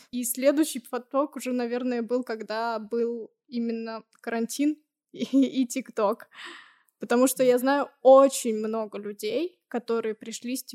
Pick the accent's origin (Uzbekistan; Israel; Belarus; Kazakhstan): Uzbekistan; Tashkent; moved away; also born or lived in Nizhny Novgorod; Я училась в Ташкенте.